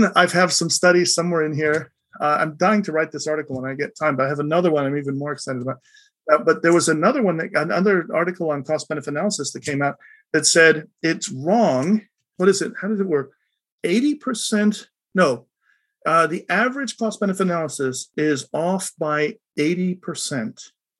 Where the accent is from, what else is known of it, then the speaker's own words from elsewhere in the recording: United States; as an American